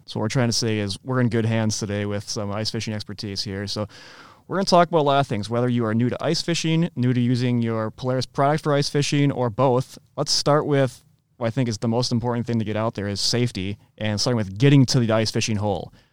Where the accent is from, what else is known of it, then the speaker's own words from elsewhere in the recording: Midwest, United States; I'm a Midwesterner through and through